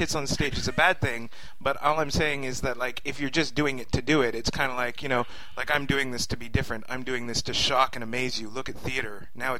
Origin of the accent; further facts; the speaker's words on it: California, United States; Well, like, I'm from California, eh?